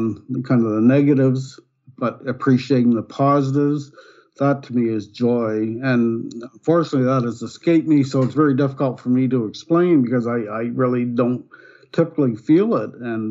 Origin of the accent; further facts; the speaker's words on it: Nova Scotia, Canada; moved away as an adult; now in Ontario, Canada; I was born and raised in Nova Scotia, which is eastern province of Canada